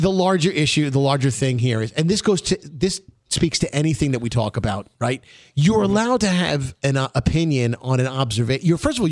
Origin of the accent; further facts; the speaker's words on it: New York City, New York, United States; we're from Brooklyn.